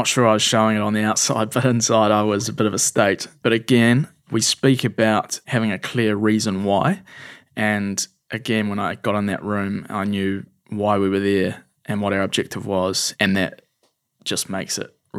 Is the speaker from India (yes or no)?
yes; India; I spent a lot of time growing up in India, and I have a really strong connection with that country.